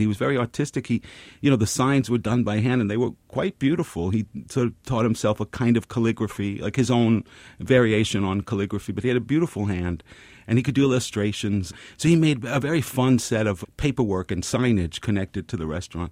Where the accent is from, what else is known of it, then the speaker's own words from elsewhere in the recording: New York City, New York, United States; I grew up very close to here, Pelham Parkway and White Plains Road